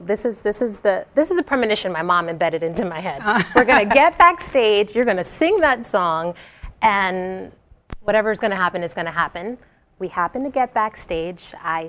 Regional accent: Jersey City, New Jersey, United States; I'm from Jersey. I was living in Jersey City at the time.

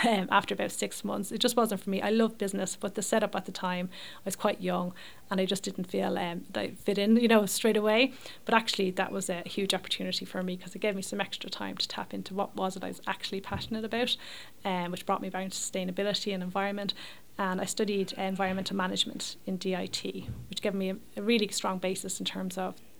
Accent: Leixlip, Leinster, Ireland; I grew up in Leixlip in County Kildare.

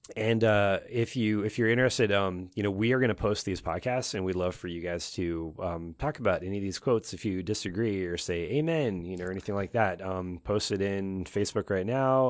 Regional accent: Oregon, United States; I'm from Oregon

